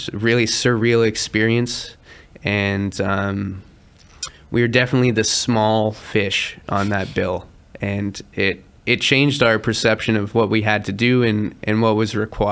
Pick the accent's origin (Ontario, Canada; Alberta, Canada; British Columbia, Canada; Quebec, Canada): Ontario, Canada; around Toronto; We focus primarily in Toronto because we're from Toronto. We're from around Toronto